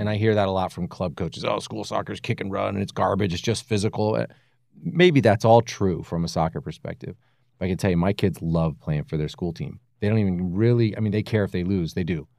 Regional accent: Allentown, Pennsylvania, United States; moved away; I grew up in Allentown, Pennsylvania, other side of the country

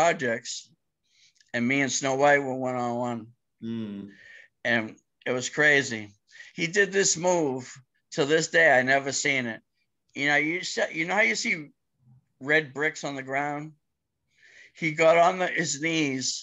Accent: Cambridge, Massachusetts, United States; also born or lived in Boston; they came to Cambridge in my hometown from Mission Hill

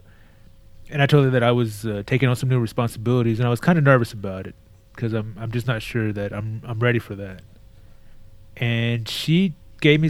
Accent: Texas, United States; moved away as an adult; I was sad to be out of Texas

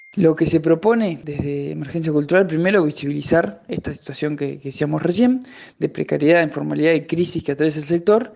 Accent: Buenos Aires, Argentina

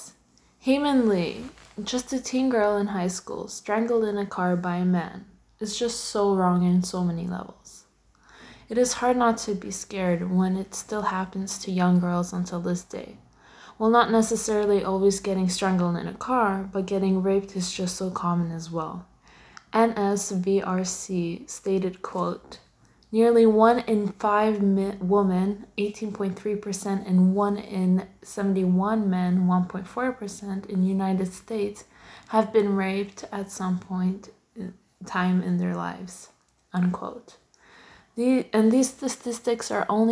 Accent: Canada; I'm born and raised in Canada

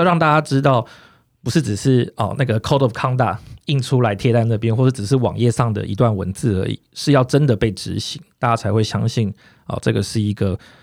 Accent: southern Taiwan, Taiwan; now in Taipei, Taiwan; 我自己从小在南部比较乡下的地方长大，然后一，一路求学，然后到，到台北来

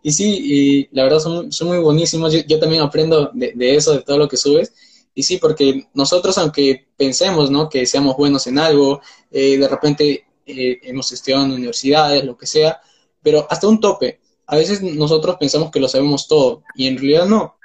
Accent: Peru; soy de Perú

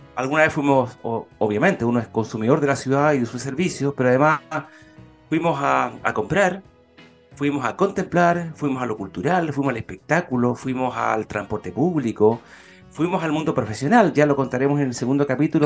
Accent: Concepción, Biobío, Chile; yo que soy de Concepción, de la zona

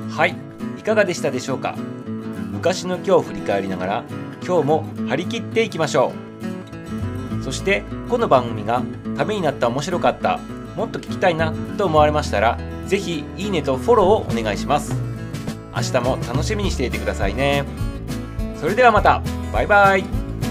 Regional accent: Japan; 私たち日本人が

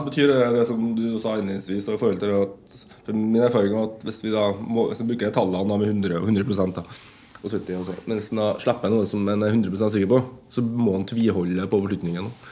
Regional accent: Ytterøya, Trøndelag, Norway; en festival på Yndrøya som der jeg kommer fra

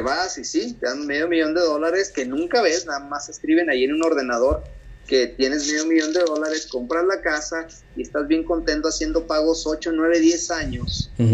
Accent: Mexico; moved away as an adult; now in United States; mi cultura como mexicano

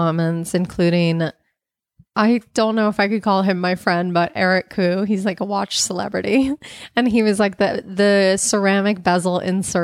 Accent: United States; my life as an American

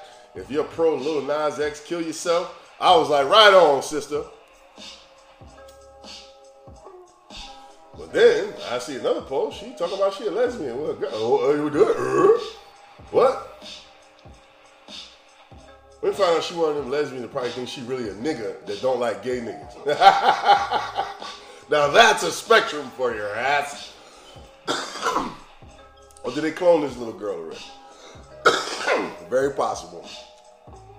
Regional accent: Alabama, United States; I grew up hearing in Alabama

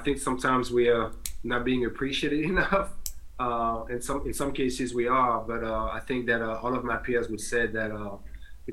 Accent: Paris, Île-de-France, France; now in Delaware, United States; I was born and raised in Paris.

